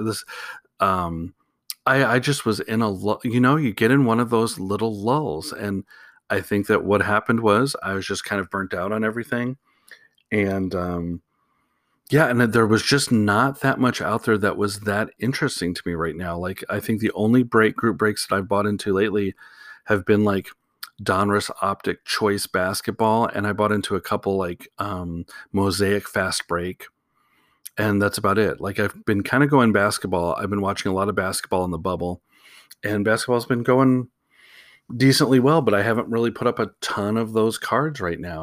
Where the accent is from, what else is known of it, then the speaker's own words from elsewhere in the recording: Chicago, Illinois, United States; I'm from Chicago, so you can tell my feelings on the Packers